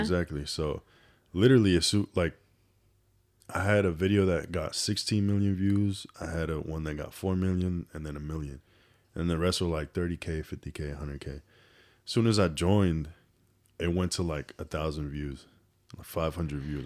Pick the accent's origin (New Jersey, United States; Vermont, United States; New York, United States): New York, United States; New York City; moved away as an adult; also born or lived in Dominican Republic / San Diego, California; now in Houston, United States; I was born and raised in New York City. Grew up in the Bronx